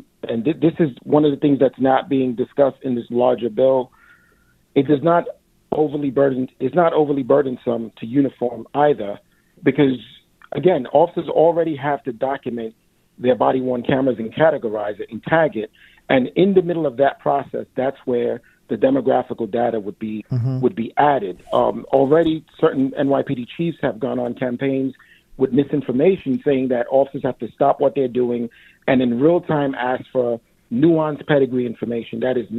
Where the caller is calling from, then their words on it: New York City, New York, United States; I'm calling from East Flatbush. I'm a recently retired NYPD lieutenant